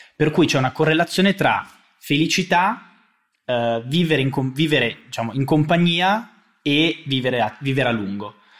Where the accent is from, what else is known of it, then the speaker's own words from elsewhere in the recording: Monza, Lombardy, Italy; also born or lived in Milan; io sono di Monza, ma eh, conosco e ho sempre vissuto a Milano